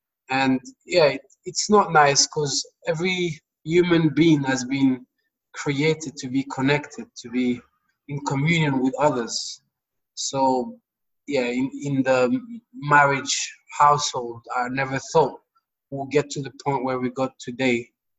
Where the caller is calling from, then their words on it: London, United Kingdom; I'm tuning in from London, actually.